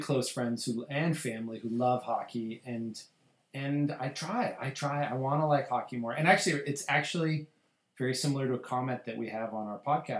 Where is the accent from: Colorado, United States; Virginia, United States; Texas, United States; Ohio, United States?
Colorado, United States; I grew up in Colorado. It was a one sports town.